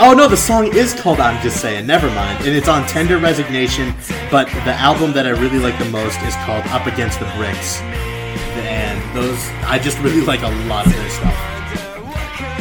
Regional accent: Philippines; I'm Filipino

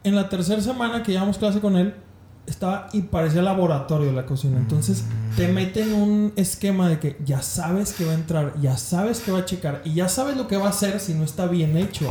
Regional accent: León, Guanajuato, Mexico; Mi, mi familia es de Monterrey, yo soy de León, Guanajuato

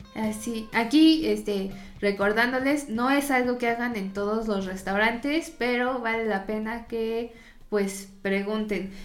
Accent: Mexico

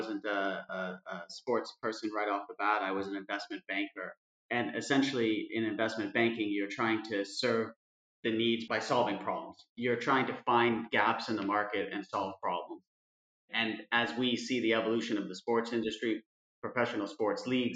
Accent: Denver, Colorado, United States; moved away as an adult; also born or lived in London; now in Madrid, Spain; You can tell by my accent, I wasn't born in Madrid, born and raised in Denver, Colorado, and then moved to Europe with my wife 10 years ago

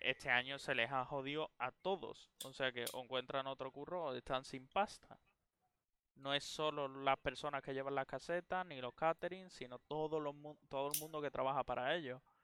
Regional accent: a town around Seville, Andalusia, Spain; moved away; las personas que viven en pueblos como yo vivía o, todos los pueblos que rodean a Sevilla

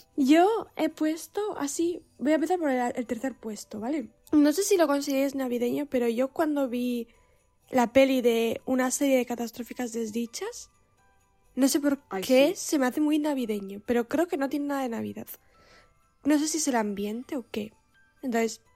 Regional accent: Basque Country, Spain; el San Blas es solo de el área donde, de donde yo soy. No es todo el País Vasco

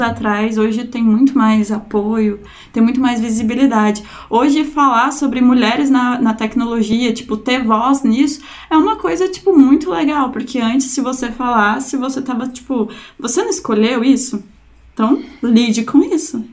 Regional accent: Anápolis, Goiás, Brazil; Eu sou de Anápolis, né? Não sou de Goiânia

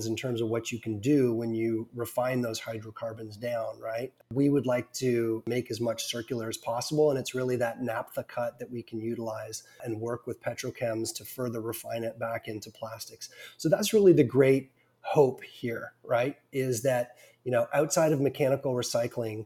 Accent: Ontario, Canada; I'm from Ontario, Canada.

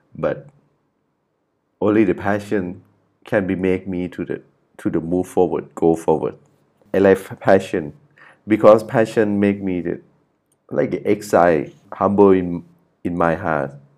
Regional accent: Chiang Mai, Thailand; English is a second language; I'm from the Chiang Mai.

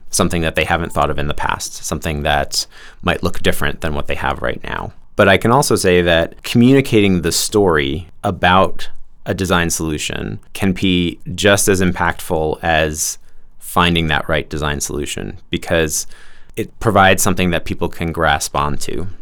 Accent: New York, United States; growing up in New York, just outside of New York City

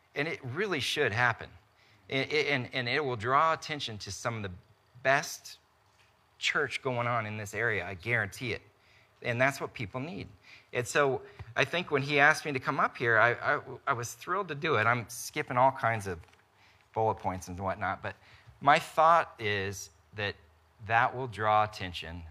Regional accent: Topeka, Kansas, United States; also born or lived in Wichita; I grew up in Topeka, went to K-State, from there went to Wichita.

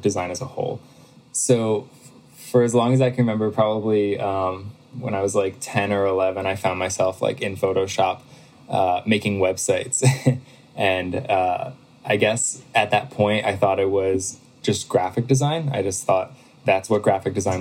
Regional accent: Pennsylvania, United States; I moved back home. So I'm from Pennsylvania

